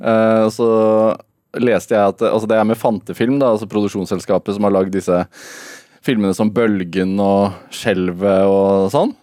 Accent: Østfold, Norway; Vi som har vokst opp på, i Østfold eller på Østlandet

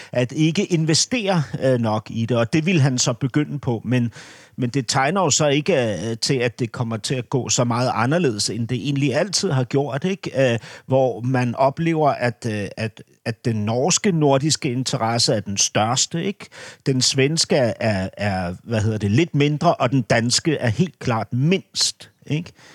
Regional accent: Denmark; som dansker

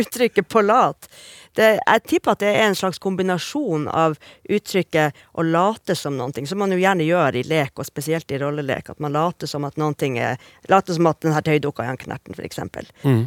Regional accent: Narvik, Nordland, Norway; Jeg er jo fra Narvik

